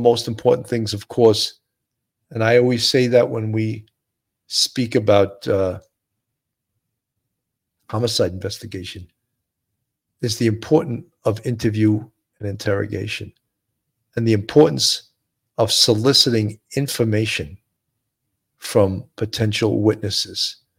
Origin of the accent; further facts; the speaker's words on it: California, United States; from the North County.